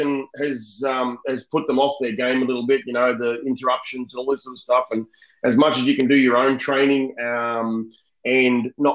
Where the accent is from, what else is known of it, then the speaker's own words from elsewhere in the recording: Melbourne, Victoria, Australia; I grew up in Essendon